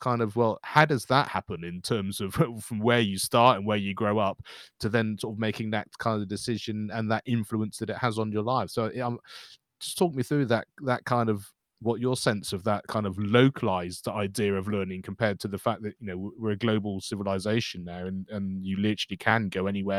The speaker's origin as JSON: {"language": "English", "region": "South West England", "country": "United Kingdom", "tie": "born or raised there", "said": "I grew up in the West Country here in England, you know, and it was very much a mining town."}